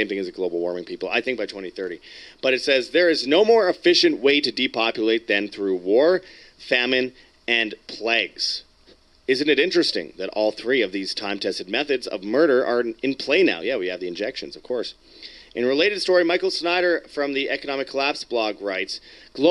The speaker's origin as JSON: {"language": "English", "town": "Winnipeg", "region": "Manitoba", "country": "Canada", "tie": "born or raised there", "said": "Winnipeg, Canada, my hometown"}